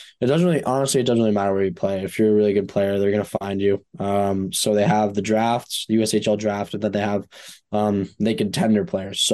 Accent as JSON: {"language": "English", "town": "Fort Myers", "region": "Florida", "country": "United States", "tie": "born or raised there", "moved": "yes", "said": "I'm from Fort Myers"}